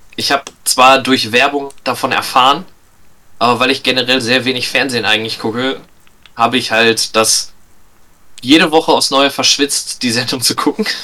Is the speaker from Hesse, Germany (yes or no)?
no; Lippstadt, North Rhine-Westphalia, Germany; ich komme aus Lippstadt, einer kleinen Stadt, also klein, relativ, aber einer Stadt in der Nähe von Paderborn.